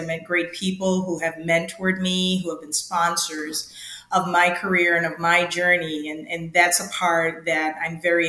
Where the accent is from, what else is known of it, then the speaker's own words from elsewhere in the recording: Kingston, Jamaica; moved away as an adult; also born or lived in Trelawny, Jamaica / Michigan, United States; now in Florida, United States; I come from a very small community there, or I was born in Trelawney, but I grew up in Kingston, went to a high school called Wilmers. Finally, made my way to the States, or actually Michigan, probably about 36 years ago.